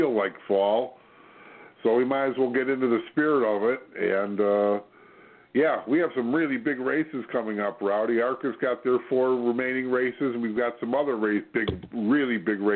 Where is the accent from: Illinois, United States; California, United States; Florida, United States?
Illinois, United States; Joliet; my hometown, Chicagoland, in Joliet, Illinois